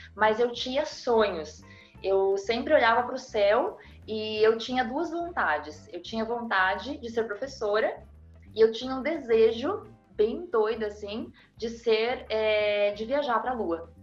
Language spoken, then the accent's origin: Portuguese; Rio Grande do Sul, Brazil; also born or lived in Curitiba, Paraná; eu sou paranaense, eu sou curitibana, criada no Rio Grande do Sul